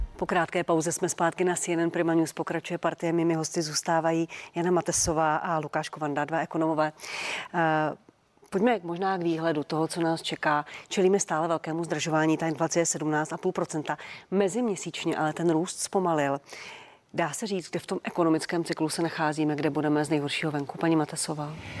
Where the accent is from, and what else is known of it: Czechia